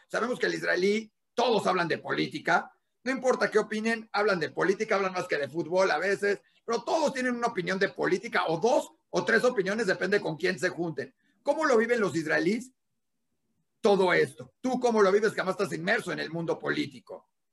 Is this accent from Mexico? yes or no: yes; Mexico; en junio tenemos una elección importante